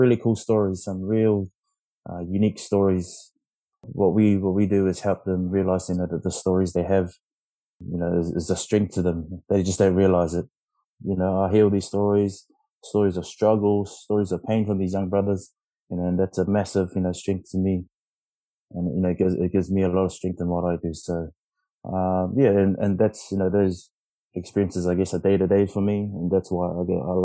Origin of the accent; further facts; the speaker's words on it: Tonga; also born or lived in Philippines; I'm Tongan